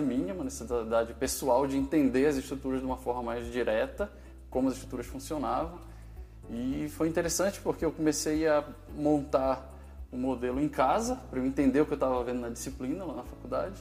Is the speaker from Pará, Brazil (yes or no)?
yes; Belém, Pará, Brazil; moved away as an adult; also born or lived in Belo Horizonte; eu formei na Federal do Pará, em Belém, sou de Belém